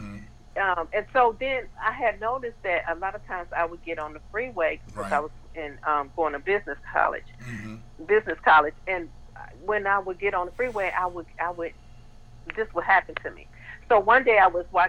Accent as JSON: {"language": "English", "region": "Michigan", "country": "United States", "tie": "born or raised there", "also_born_or_lived": "Los Angeles / Germany", "moved": "as an adult", "lives_now": "Mansfield, United States", "said": "I'm from from Michigan, a small town in Michigan, and I moved to Los Angeles, and you can imagine going from, you know, having been raised in a small town to a big city"}